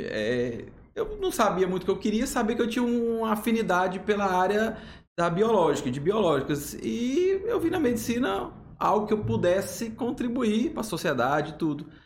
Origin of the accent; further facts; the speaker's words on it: Goiânia, Goiás, Brazil; Não, sou de Goiânia.